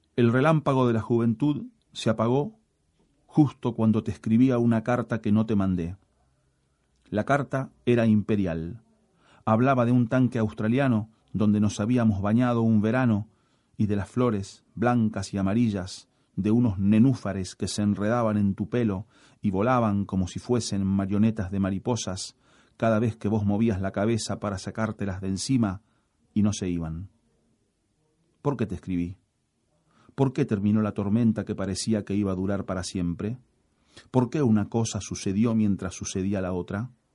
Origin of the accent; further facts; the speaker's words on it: Rosario, Santa Fe, Argentina; nací en Rosario, tengo 54 años